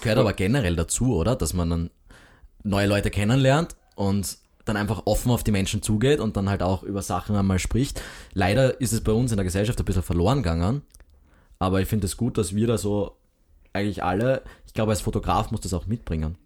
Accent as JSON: {"language": "German", "town": "Graz", "region": "Styria", "country": "Austria", "said": "als Grazer"}